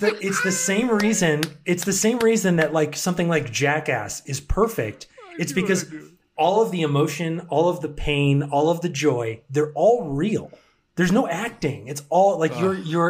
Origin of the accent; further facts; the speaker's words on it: Massachusetts, United States; I'm from Massachusetts